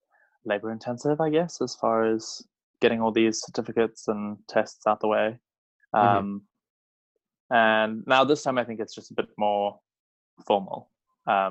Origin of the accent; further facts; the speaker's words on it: South Africa; moved away as an adult; now in London, United Kingdom; I am South African